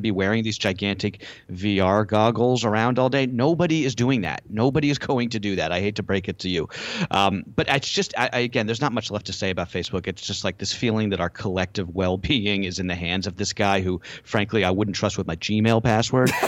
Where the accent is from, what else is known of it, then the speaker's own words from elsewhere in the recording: United States; we being American consumers